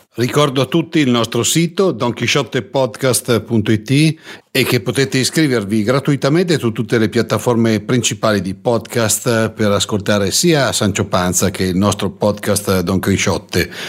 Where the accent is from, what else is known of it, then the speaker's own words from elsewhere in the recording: Lombardy, Italy; io che vengo dalla Lombardia